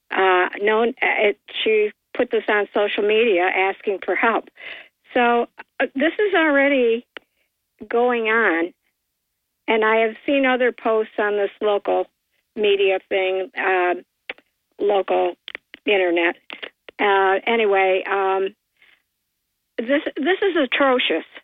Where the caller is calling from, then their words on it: Port Dickinson, New York, United States; Uh, hi, Bob. … from Port Dickinson.